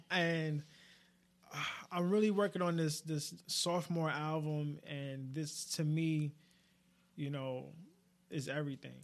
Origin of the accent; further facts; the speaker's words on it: New York, United States; being a New Yorker